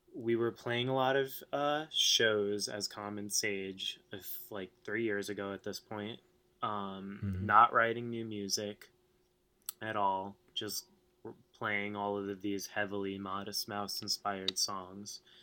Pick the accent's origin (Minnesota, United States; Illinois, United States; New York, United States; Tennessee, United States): New York, United States; New York City; now in Brooklyn, United States; I've been in Staten Island uh, most of my life, which is it is New York, but it's not really New York.